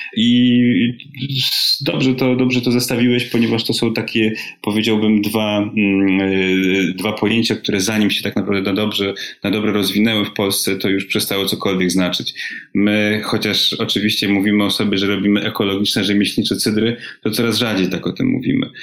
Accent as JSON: {"language": "Polish", "town": "Warsaw", "region": "Masovian Voivodeship", "country": "Poland", "moved": "as an adult", "said": "jesteśmy z Warszawy"}